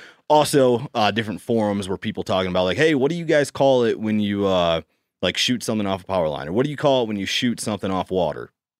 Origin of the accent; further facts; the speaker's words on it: South Dakota, United States; I grew up in South Dakota.